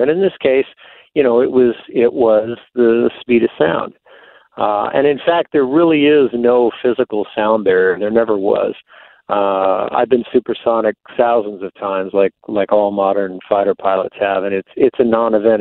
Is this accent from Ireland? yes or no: no; East Coast, United States; moved away as an adult; also born or lived in Texas; I grew up on the East Coast, but I went to college in Texas